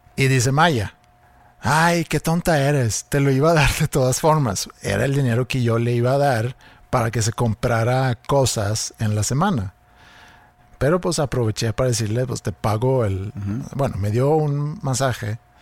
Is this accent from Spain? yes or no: no; Sweden; siendo sueco